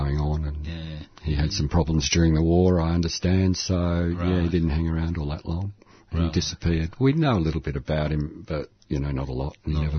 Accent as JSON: {"language": "English", "town": "Melbourne", "region": "Victoria", "country": "Australia", "tie": "born or raised there", "said": "I was born in Elwood."}